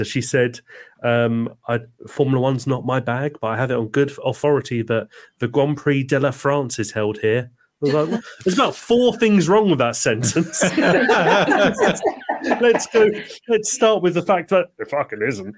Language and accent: English; Isle of Wight, South East England, United Kingdom; I'm from the Isle of Wight